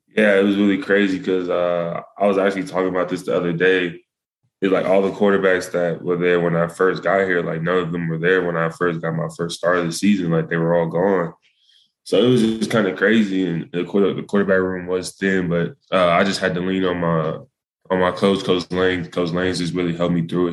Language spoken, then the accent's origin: English; Melissa, Texas, United States; moved away as an adult; also born or lived in Dallas, Texas; now in Boulder, United States; I was born in Dallas. I went to school in Melissa